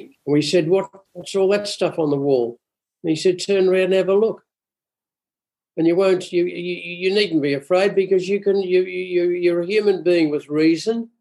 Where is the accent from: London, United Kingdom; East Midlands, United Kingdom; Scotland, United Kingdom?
Scotland, United Kingdom; Glasgow; I'm a Glaswegian